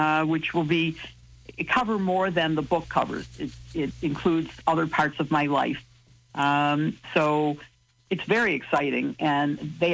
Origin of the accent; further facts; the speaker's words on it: Chicago, Illinois, United States; also born or lived in Champaign, Illinois / Springfield, Illinois; I'm from Chicago. I went to school in Champaign